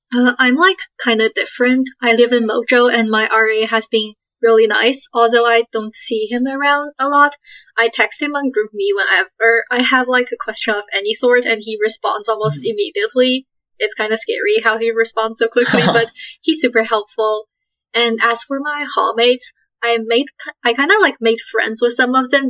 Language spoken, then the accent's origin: English; Canada; moved away as an adult; now in United States; I come from Canada and I'm like the only one from my high school who's coming here